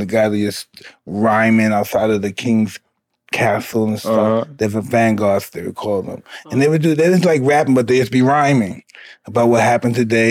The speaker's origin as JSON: {"language": "English", "town": "New York City", "region": "New York", "country": "United States", "also_born_or_lived": "Brownsville, Brooklyn", "said": "I'm really from Bed-Stuy."}